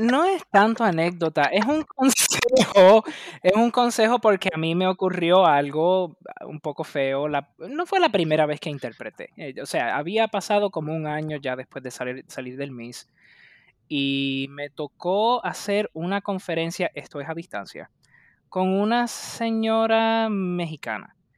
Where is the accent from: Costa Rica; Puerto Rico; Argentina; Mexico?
Puerto Rico; yo soy de Puerto Rico